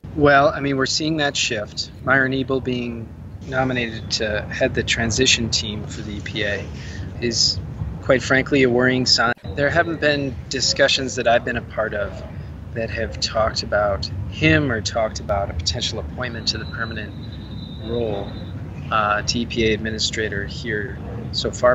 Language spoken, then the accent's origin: English; United States; I am from the United States